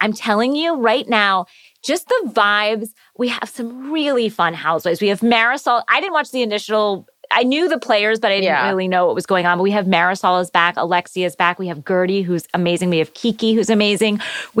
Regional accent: Florida, United States; I'm from Florida.

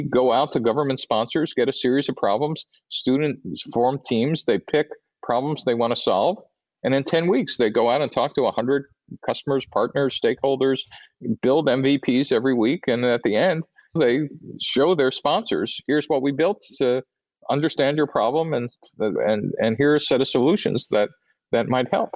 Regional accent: New York City, New York, United States; moved away as an adult; I grew up in New York City in a pretty narrow ethnic ghetto

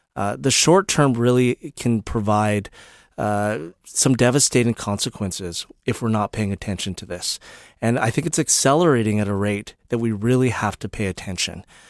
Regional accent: British Columbia, Canada; as British Columbians, as Canadians

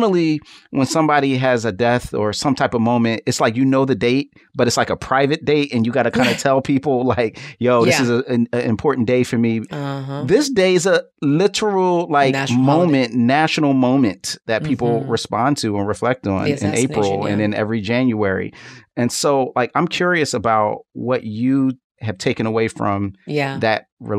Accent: Philadelphia, Pennsylvania, United States; I'm from Philly. North Philly still has burnt out buildings that date back to 1968 as a reaction of the King assassination.

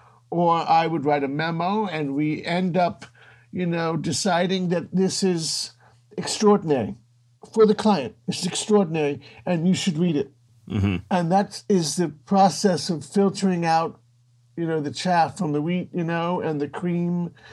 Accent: Washington, District of Columbia, United States; I grew up in Washington, D.C. My father clerked for the Supreme Court.

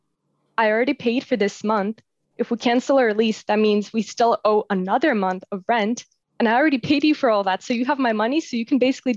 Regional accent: San Jose, California, United States; moved away as an adult; also born or lived in Russia; now in Netherlands; when I was little, my family and I moved from Russia to California. I grew up in San Jose

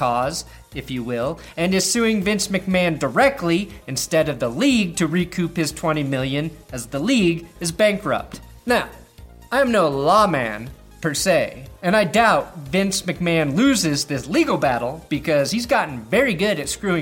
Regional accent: Pueblo, Colorado, United States; my hometown of Pueblo, Colorado

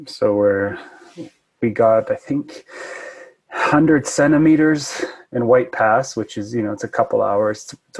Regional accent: Fernie, British Columbia, Canada; now in Yukon, Canada; I live in the Yukon now. I grew up in Fernie, BC. So I was a mountain kid.

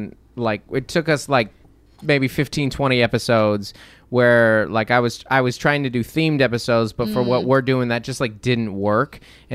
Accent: Seattle, Washington, United States; I grew up in Seattle, Washington.

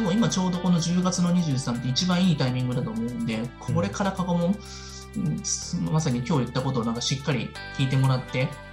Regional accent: Osaka, Japan; まあ僕大阪の人なんで、だんじりってあるんですよ。

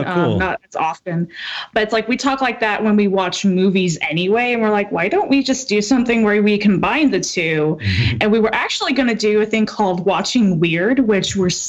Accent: the South, United States; I grew up in the South of all places.

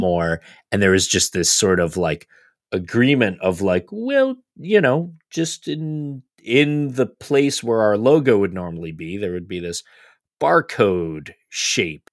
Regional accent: United States; as American fans

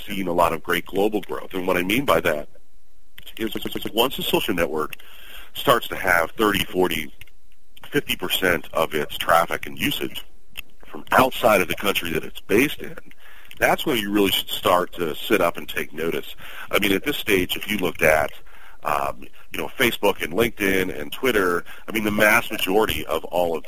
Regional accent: New York, United States; also born or lived in the South (US); Being a New Yorker

